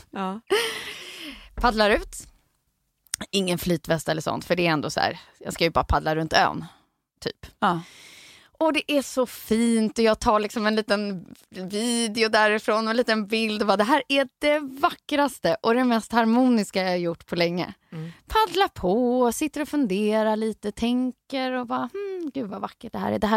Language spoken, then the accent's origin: Swedish; Stockholm, Stockholm County, Sweden; jag är en sån stockholman som har tagit mig ut